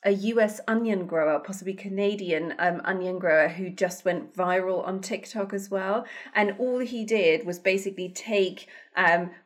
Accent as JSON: {"language": "English", "country": "Germany", "tie": "born or raised there", "moved": "as an adult", "lives_now": "United Kingdom", "said": "when I grew up in Germany"}